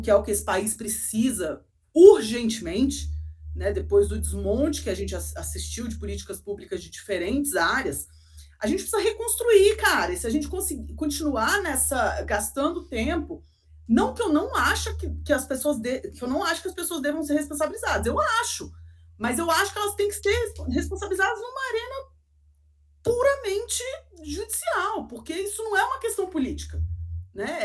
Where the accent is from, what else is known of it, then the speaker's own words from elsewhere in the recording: Brasília, Federal District, Brazil; Então eu sou brasiliense mesmo